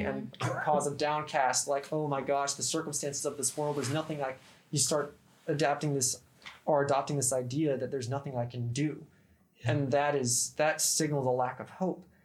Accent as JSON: {"language": "English", "region": "Idaho", "country": "United States", "moved": "as an adult", "lives_now": "Barksdale Air Force Base, United States", "said": "I'm from Idaho"}